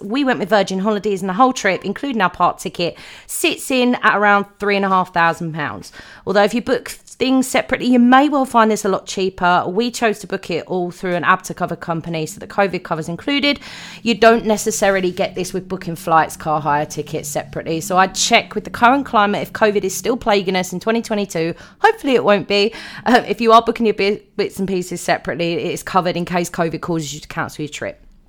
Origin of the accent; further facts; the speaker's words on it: United Kingdom; I am a Brit